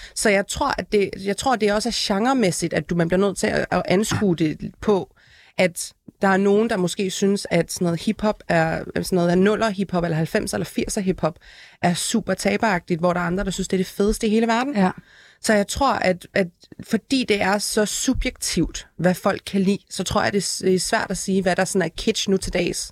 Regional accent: Aalborg, North Denmark Region, Denmark; jeg er selv født og opvokset i Aalborg

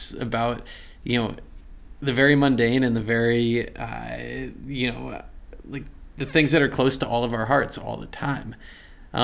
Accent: Exeter, New Hampshire, United States; I'm actually from Exeter

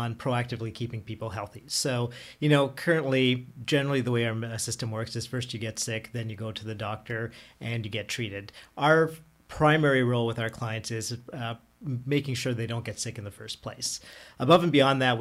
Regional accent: Ottawa, Ontario, Canada; also born or lived in Toronto; I'm born and raised in Ottawa

